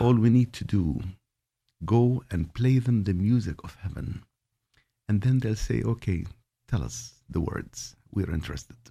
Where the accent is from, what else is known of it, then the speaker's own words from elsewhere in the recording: Jordan; I was born in Jordan